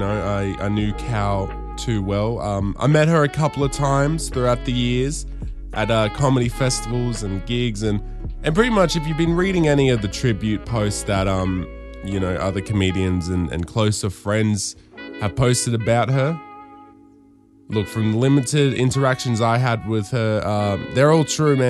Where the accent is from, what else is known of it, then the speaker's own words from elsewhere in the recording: Darwin, Northern Territory, Australia; growing up in Darwin and watching the gala on Channel 10